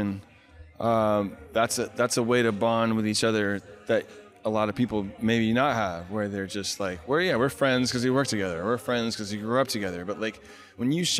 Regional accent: New Orleans, Louisiana, United States; also born or lived in Northern California; I'm from New Orleans and I'm a big New Orleans Saints fan

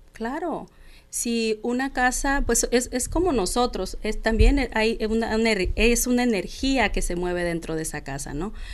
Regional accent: Mexico; soy mexicana, tengo dos hijos

